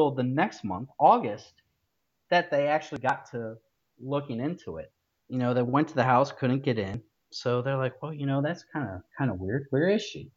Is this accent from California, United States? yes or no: no; Ohio, United States; moved away; my home state of Ohio.